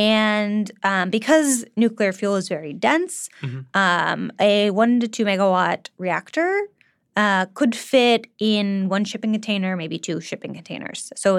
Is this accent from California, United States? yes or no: yes; California, United States; I'm from California